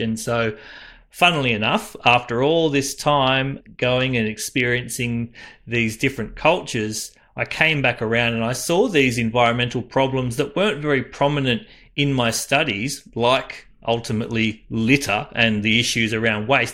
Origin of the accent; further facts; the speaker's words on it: Cairns, Queensland, Australia; moved away; also born or lived in Central Coast, New South Wales; So I was born up in Cairns